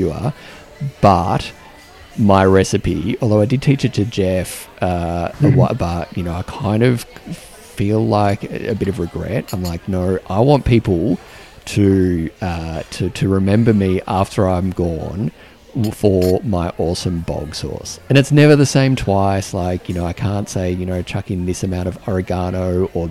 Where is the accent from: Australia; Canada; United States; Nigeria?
Australia; I'm pretty Australian